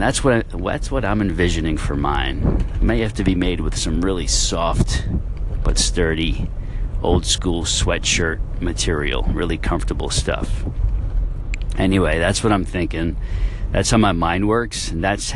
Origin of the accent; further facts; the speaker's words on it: Westchester, New York, United States; moved away as an adult; also born or lived in Brooklyn, New York / Buffalo, New York; now in northeastern Florida, United States; born in Brooklyn and raised in Westchester, went to college in Buffalo, New York